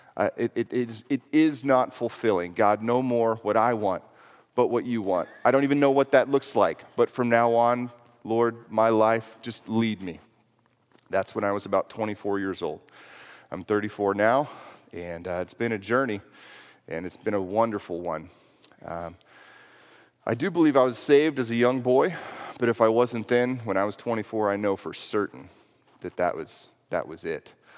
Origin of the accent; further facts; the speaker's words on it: Houston, Texas, United States; moved away as an adult; I grew up in Houston, Texas, actually. Lived there until I was eighteen years old